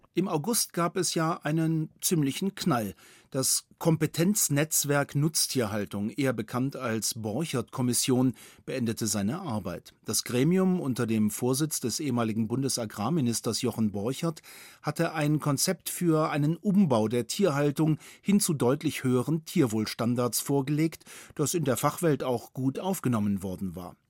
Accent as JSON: {"language": "German", "region": "Bavaria", "country": "Germany", "said": "bei uns in Bayern"}